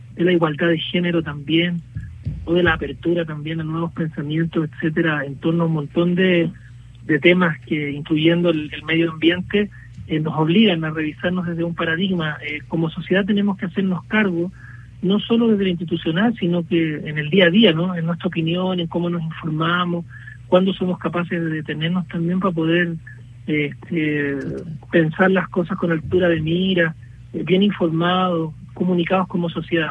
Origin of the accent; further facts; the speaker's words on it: Chile; nosotros hemos estado también eh, insistiendo como chilenos